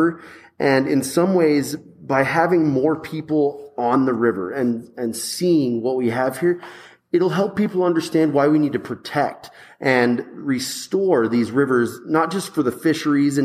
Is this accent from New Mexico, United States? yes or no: yes; Flora Vista, New Mexico, United States; I grew up in Flora Vista